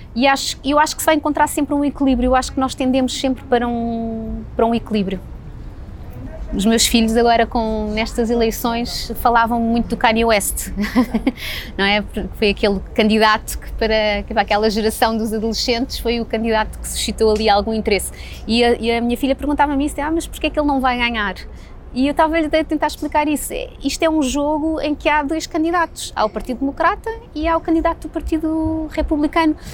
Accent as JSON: {"language": "Portuguese", "country": "Portugal", "also_born_or_lived": "United States", "said": "somos portugueses"}